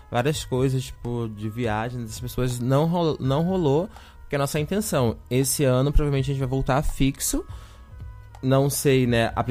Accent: Rio de Janeiro, Brazil; moved away as an adult; now in Florianópolis, Brazil; É, eu sou do Rio de Janeiro né? Eu cheguei aqui em 2017 já para vir para UFSC para poder fazer artes cênicas

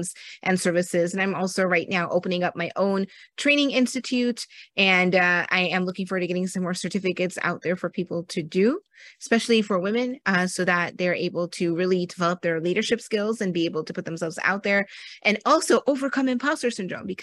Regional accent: United States; I was born in America, but my family is from Pakistan and India

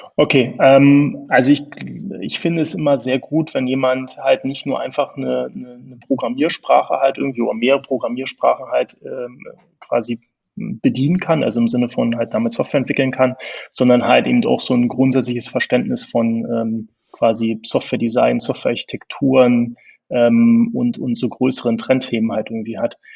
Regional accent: Berlin, Germany; accent: Berlin; also born or lived in Bonn; Ich bin Berliner, das hört man auch ab, ab und zu im Akzent

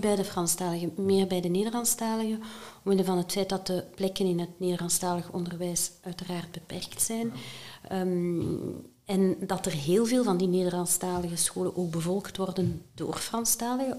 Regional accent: Halle, Flanders, Belgium; Ik ben eh, afkomstig uit Halle

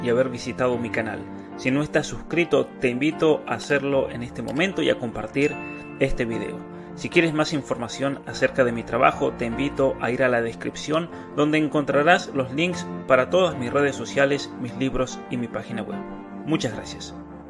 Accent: San Juan, Argentina; soy de San Juan

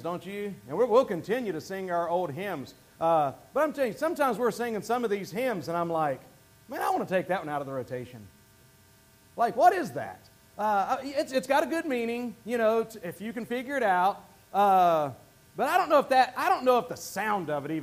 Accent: the Bible Belt, United States; moved away; I was raised in the Bible Belt.

